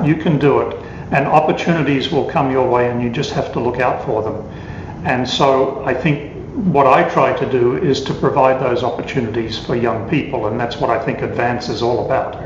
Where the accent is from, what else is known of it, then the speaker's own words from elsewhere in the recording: Melbourne, Victoria, Australia; now in New York, United States; I grew up in Melbourne, so Melbourne's changed a lot since I grew up there